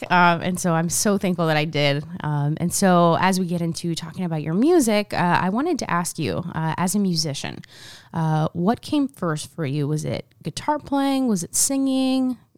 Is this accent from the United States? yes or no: no; Argentina; Oh yeah. I, I'm from Argentina.